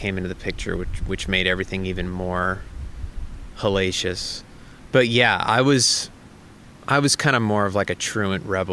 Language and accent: English; Santa Barbara, California, United States; I grew up in the Santa Barbara area